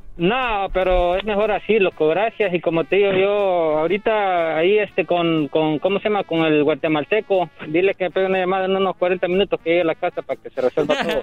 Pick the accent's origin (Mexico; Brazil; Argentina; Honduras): Honduras; Yo, yo soy catracho, loco, soy de Honduras